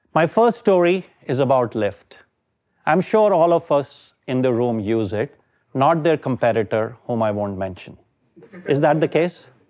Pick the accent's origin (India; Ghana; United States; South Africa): India; moved away as an adult; I am from India.